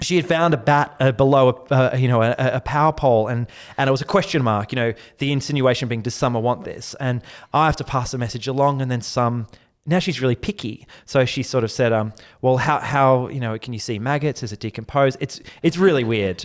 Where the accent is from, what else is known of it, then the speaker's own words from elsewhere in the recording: Mornington, Victoria, Australia; moved away; I grew up in a, a very beautiful, uh, little corner of Victoria, the Mornington Peninsula.